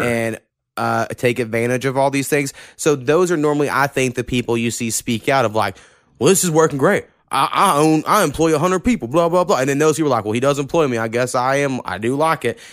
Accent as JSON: {"language": "English", "region": "Oklahoma", "country": "United States", "tie": "born or raised there", "said": "I grew up in Oklahoma"}